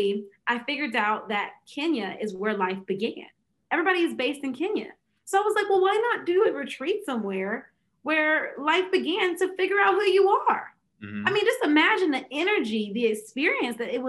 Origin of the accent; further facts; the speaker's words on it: Fayetteville, United States; back in my hometown, Fayetteville.